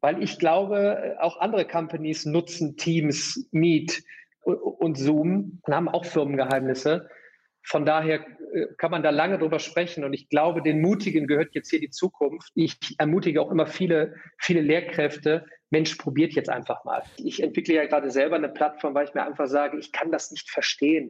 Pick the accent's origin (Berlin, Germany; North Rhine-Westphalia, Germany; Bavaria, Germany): North Rhine-Westphalia, Germany; Remscheid; Ich sitze hier in, in der weltschönsten Stadt Remscheid in meiner Heimat